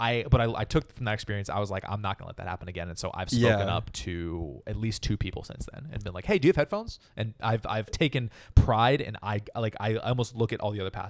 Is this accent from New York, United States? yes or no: no; Berkeley, California, United States; moved away as an adult; also born or lived in Chicago; now in Los Angeles, United States; Yes, I grew up near Berkeley.